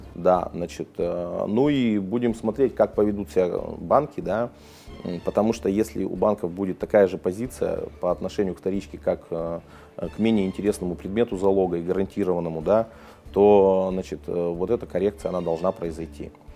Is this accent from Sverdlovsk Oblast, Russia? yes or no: yes; Yekaterinburg, Sverdlovsk Oblast, Russia; Я родился в Свердловске, в Екатеринбурге